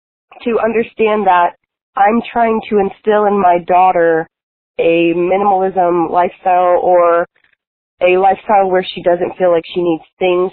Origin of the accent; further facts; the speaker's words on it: Tampa, Florida, United States; I'm from Tampa, Florida.